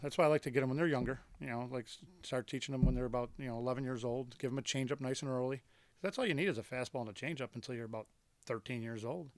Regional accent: Buffalo, New York, United States; I grew up in South Buffalo

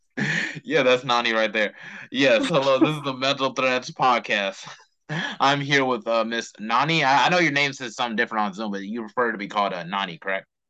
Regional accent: Charlotte, North Carolina, United States; growing up in Charlotte, because it's like, you know, I, I grew up on East Side.

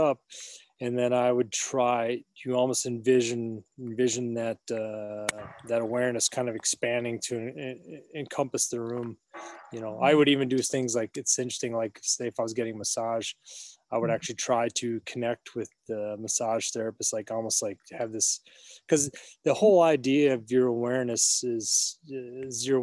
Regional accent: Minneapolis, Minnesota, United States; now in Wisconsin, United States; I'm from Minneapolis.

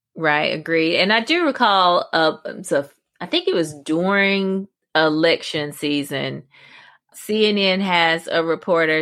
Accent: Pembroke, North Carolina, United States; my hometown, Pembroke, North Carolina

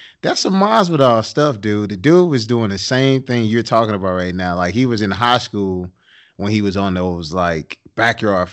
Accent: Jennings, Missouri, United States; I'm born and raised in Jenny, so I know Normie like the back of my hand

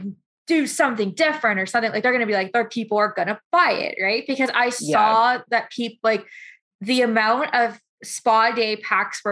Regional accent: Canada

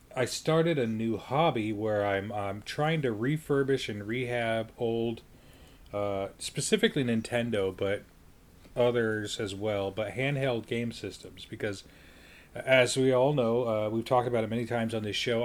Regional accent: Colorado Springs, Colorado, United States; my hometown in Colorado Springs

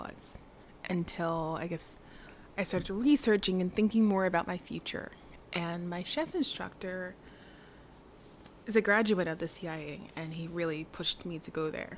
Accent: Delaware County, Philadelphia, Pennsylvania, United States; also born or lived in Hyde Park, New York / Blue Bell, Pennsylvania; I was raised in Delaware County

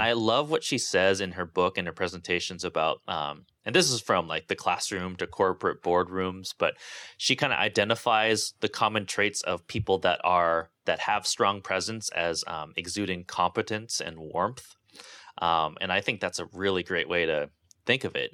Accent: Santa Barbara, California, United States; where I grew up as, um, you know, oppressively ugly and unpleasant Santa Barbara

